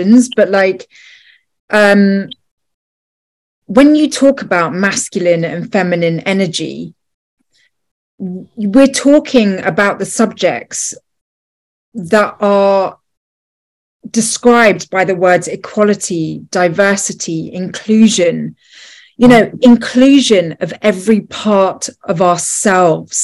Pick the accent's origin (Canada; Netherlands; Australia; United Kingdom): United Kingdom; also born or lived in Los Angeles; I lived in LA for 5 years, and, you know, I'm British.